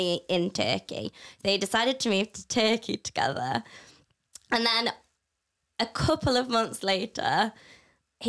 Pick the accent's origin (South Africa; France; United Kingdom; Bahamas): United Kingdom; Matlock, East Midlands; I'm from Matlock. It's a small town.